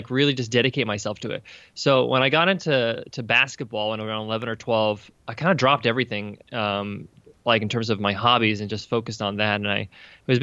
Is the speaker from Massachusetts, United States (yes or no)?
no; Long Island, New York, United States; I was born and raised in New York. Long Island, New York is where I come from.